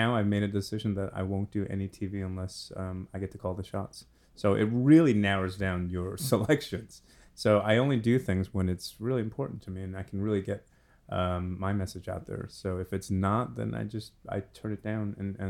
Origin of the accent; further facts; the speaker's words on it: Kentucky, United States; I'm from Kentucky. I can't say anything.